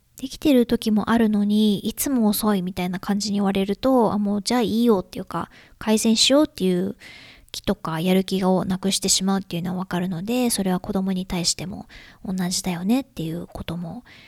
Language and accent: Japanese; Japan; now in United States; 私は日本人で